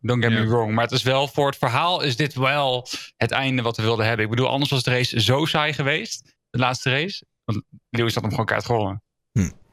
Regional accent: Netherlands; we als Nederlanders

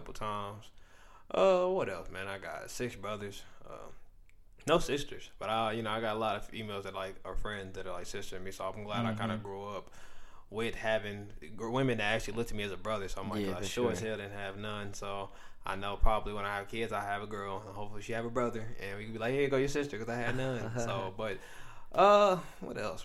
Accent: Indianapolis, Indiana, United States; also born or lived in Chicago, Illinois; I was raised in Indianapolis, since I was probably about like 4 or 5

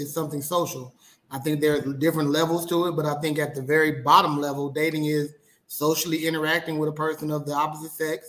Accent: Mississippi, United States; I'm from Mississippi

